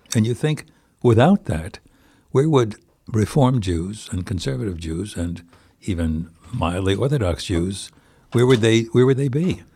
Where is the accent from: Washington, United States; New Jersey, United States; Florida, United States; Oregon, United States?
New Jersey, United States; Plainfield; now in White Plains, United States; I come from Plainfield, New Jersey